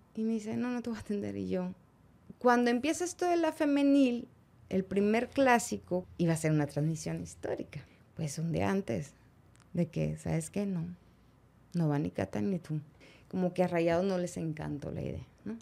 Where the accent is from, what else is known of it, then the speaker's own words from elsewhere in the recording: Monterrey, Nuevo León, Mexico; Soy de Monterrey, soy regia, 100%. No nací en la conchita, nací en el IMSS.